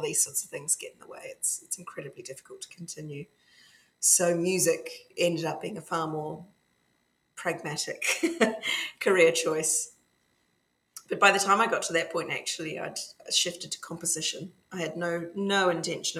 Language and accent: English; Dunedin, Otago, New Zealand; now in Scotland, United Kingdom; I grew up in the other big Scottish diaspora, other than Nova Scotia, Dunedin, in the bottom of New Zealand